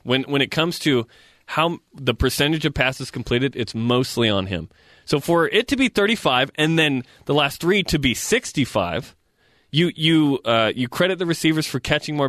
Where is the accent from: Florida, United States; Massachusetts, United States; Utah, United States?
Utah, United States; I'm from Utah.